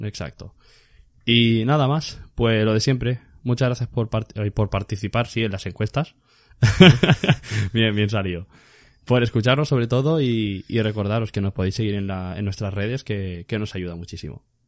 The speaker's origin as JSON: {"language": "Spanish", "country": "Spain", "said": "así somos los españoles"}